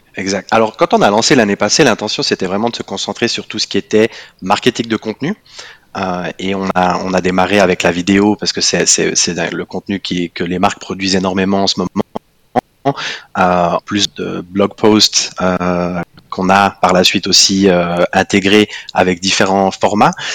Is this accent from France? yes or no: no; Fribourg, Switzerland; first language French; moved away as an adult; now in Zurich, Switzerland; je suis, euh, je suis fribourgeois, euh, je pense comme tout fribourgeois fier de l'être, euh, expatrié à Zurich